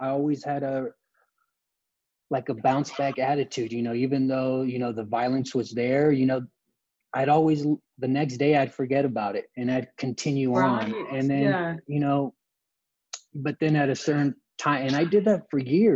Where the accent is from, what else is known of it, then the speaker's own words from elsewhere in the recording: Los Angeles, California, United States; I grew up in Los Angeles